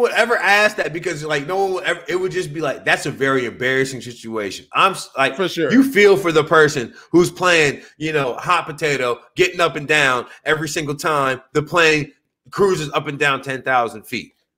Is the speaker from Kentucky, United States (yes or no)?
no; South Louisiana, United States; now in Los Angeles, United States; growing up in Louisiana